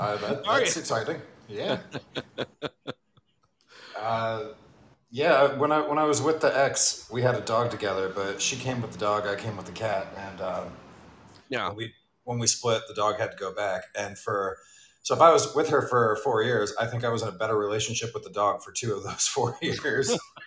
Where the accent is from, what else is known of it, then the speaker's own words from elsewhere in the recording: New York, United States; also born or lived in Brooklyn; being a New Yorker